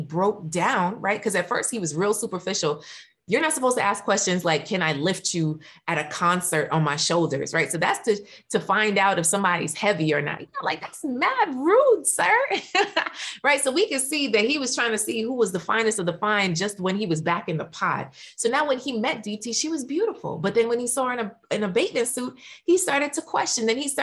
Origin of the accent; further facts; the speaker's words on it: Jamaica; I'm Jamaican, and a part of the Jamaican culture